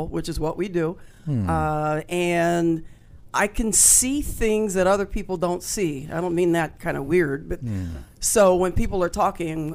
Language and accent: English; Philadelphia, Pennsylvania, United States; Grew up in Philadelphia, Pennsylvania.